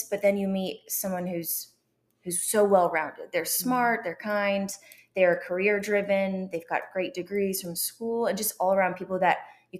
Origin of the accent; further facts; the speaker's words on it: Columbia, Missouri, United States; moved away as an adult; also born or lived in London; now in Dallas, United States; So I grew up in Columbia. My family was a big-time Mizzou family.